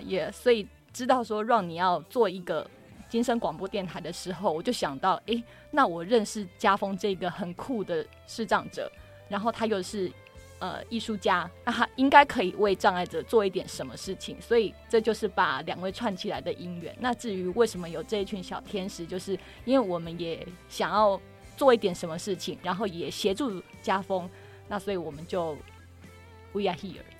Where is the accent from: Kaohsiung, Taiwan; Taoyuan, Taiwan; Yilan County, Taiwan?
Kaohsiung, Taiwan; 因为我是高雄人